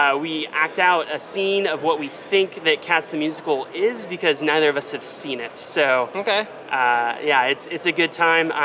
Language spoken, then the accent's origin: English; Lexington, Kentucky, United States; I'm from Lexington, Kentucky